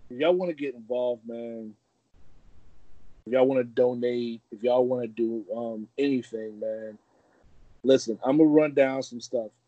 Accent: Brooklyn, New York, United States; also born or lived in Atlanta / Charleston; I always say I'm from Brooklyn. Um, Charleston was my home for a long time. You know, Atlanta raised me, but I I kind of you know for a little part, but Charleston definitely kind of made me into a man.

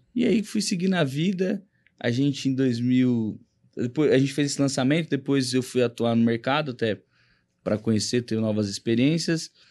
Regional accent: Rondon, Paraná, Brazil; moved away as an adult; now in São Paulo, Brazil; eu vim do Paraná para cá. É, atuei um pouco lá

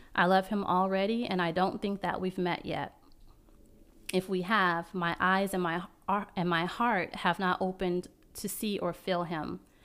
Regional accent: Las Vegas, Nevada, United States; now in Baltimore-Washington metro area, United States; I'm from Las Vegas

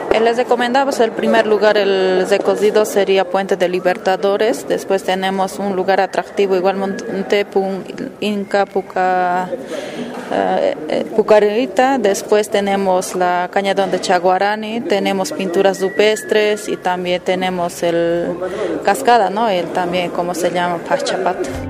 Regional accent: Mizque, Cochabamba, Bolivia

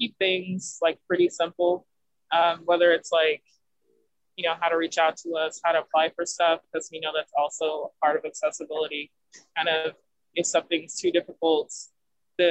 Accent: La Grange, Texas, United States; moved away as an adult; now in Lubbock, United States; I'm originally from LaGrange, Texas.

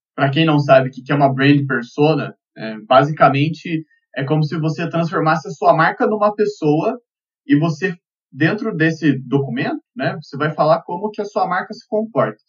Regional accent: Curitiba, Paraná, Brazil; eu sou de Curitiba

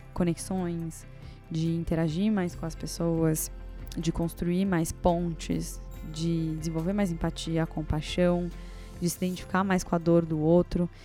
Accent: Brazil; eu nasci no Brasil e não nasci no Afeganistão

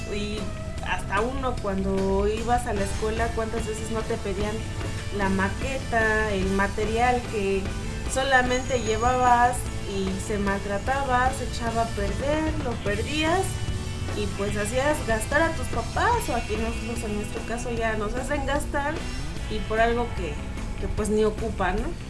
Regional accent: Mexico; como buen mexicano

